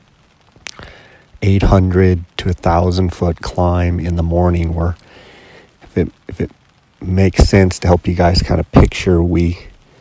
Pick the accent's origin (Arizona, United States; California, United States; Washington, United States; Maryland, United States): Arizona, United States; I'm from Arizona